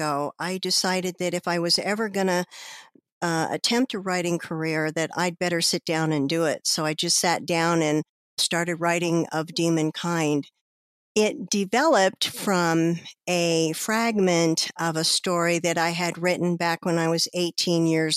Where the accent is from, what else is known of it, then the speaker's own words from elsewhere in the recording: Colorado, United States; I am a Colorado native.